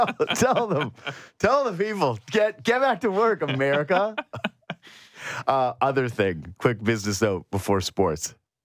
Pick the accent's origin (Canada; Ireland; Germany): Canada; Whitehorse, Yukon; moved away; I'm from Whitehorse, Yukon, as some of you know, and many of you don't